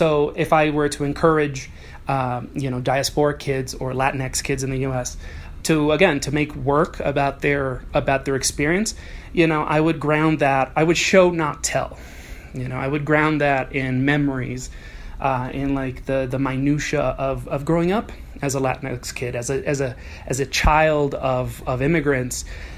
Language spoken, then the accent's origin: English; Dominican Republic; also born or lived in New York City, United States; I grew up quite nomadic. I'm born in New York City, but I grew up in Dominican Republic. I spent 14 years of my life there. I don't really identify as Dominican because neither of my parents are Dominican.